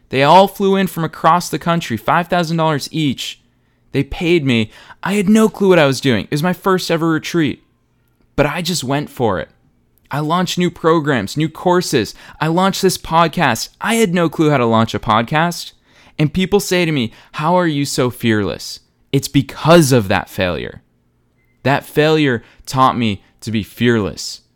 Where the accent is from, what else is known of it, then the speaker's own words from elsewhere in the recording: Boston, Massachusetts, United States; moved away as an adult; now in Los Angeles, United States; I was raised in Boston. I spent the vast majority, almost the entirety of my life in Boston.